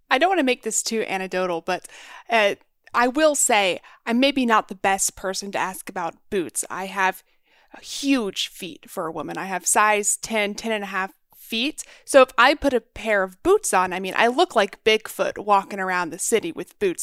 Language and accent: English; Texas, United States; growing up in Texas